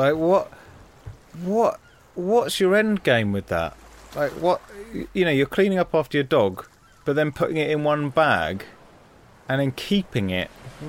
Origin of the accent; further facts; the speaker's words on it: West Midlands, United Kingdom; I can say that because I'm from the West Midlands.